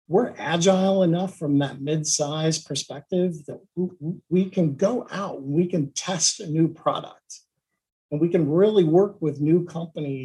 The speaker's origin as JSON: {"language": "English", "town": "Cincinnati", "region": "Ohio", "country": "United States", "tie": "born or raised there", "said": "I grew up in Cincinnati."}